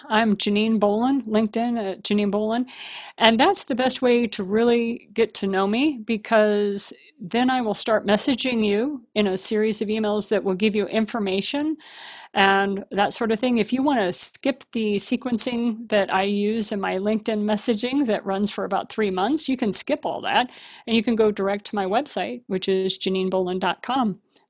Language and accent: English; Japan; because I was raised in Japan. So, you know, I'm used to hearing gongs.